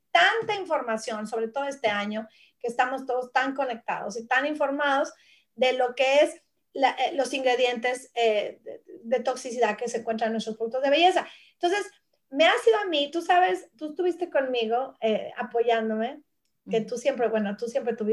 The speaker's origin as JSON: {"language": "Spanish", "country": "Mexico", "moved": "as an adult", "lives_now": "Australia", "said": "ya es un viaje de 18 años más, tiempo que llevo yo, eh, ya que emigramos a este país de México, mi esposo y yo, mi familia"}